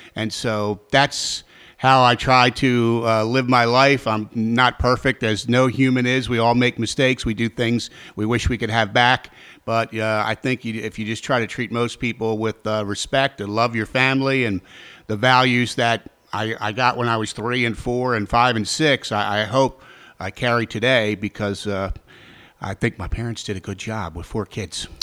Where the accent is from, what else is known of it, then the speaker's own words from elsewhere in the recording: Baltimore, Maryland, United States; also born or lived in Frederick, Maryland / Richmond, Virginia; my hometown of Baltimore